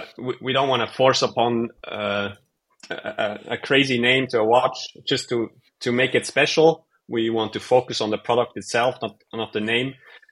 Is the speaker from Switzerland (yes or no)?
yes; Switzerland; now in Bay Area, United States; we are from Switzerland.